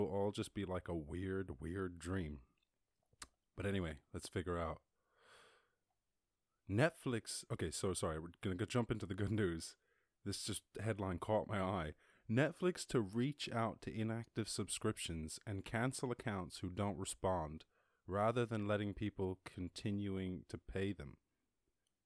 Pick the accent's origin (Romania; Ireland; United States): Ireland; I grew up in Ireland